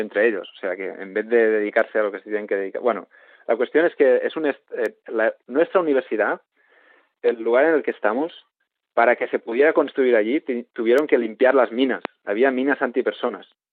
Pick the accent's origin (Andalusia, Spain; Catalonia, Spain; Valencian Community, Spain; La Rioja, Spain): Catalonia, Spain; Sant Feliu de Codines; mi pueblo, en San Florido de Cudinas